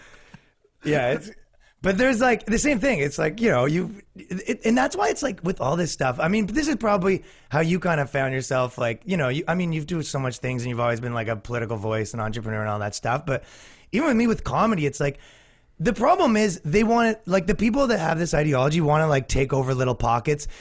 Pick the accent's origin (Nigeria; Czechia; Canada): Canada; now in New York, United States; I'm from Canada